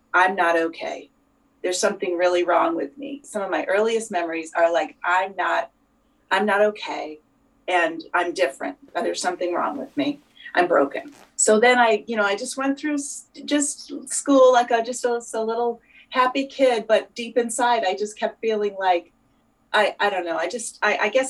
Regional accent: New York, United States; now in near Boston, United States; I was born in New York

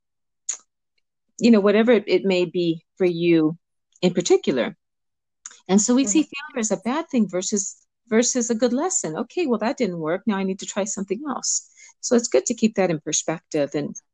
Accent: Los Angeles, California, United States; also born or lived in Cuba; I was born in Cuba and I was raised in Los Angeles

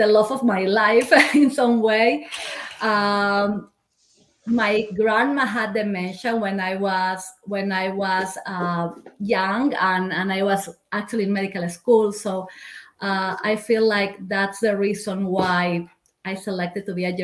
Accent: Peru; moved away as an adult; now in United States; I am originally from Peru. I came to the US just 11 years ago, following the love of my life

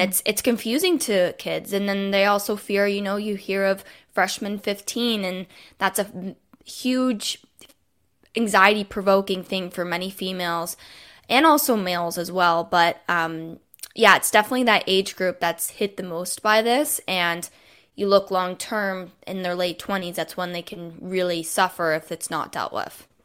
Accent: Toronto, Ontario, Canada; I'm from Toronto, Canada

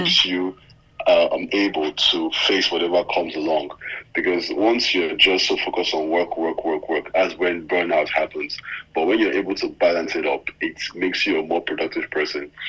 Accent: Nigeria; being a Nigerian, being a Nigerian

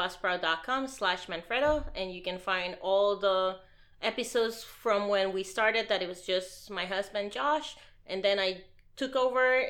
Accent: Puerto Rico; I was born and raised in Puerto Rico

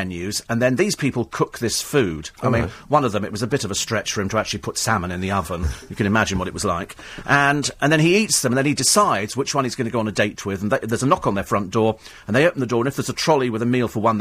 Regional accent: Bromley, London, United Kingdom; I was born in Bromley, actually.

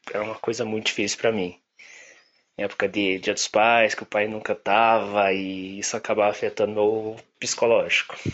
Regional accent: Curitiba, Paraná, Brazil; Tenho 23 anos, sou de Curitiba e sou publicitário.

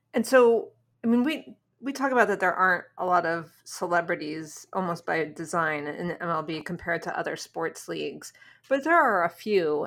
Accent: New York, United States; now in Washington, D.C., United States; I might live in D C, but I am a New Yorker

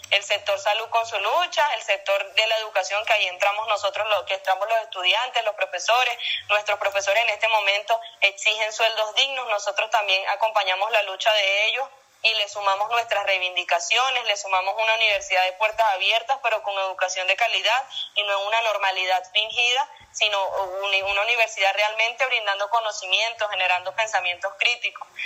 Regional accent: Venezuela; tenemos una responsabilidad como venezolanos

